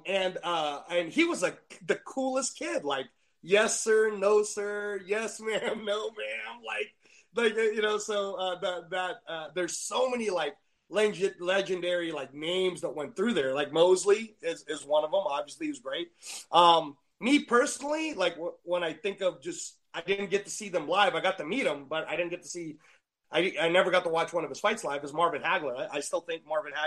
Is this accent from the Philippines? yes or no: yes; Philippines; in the Philippines, we were already heavily into boxing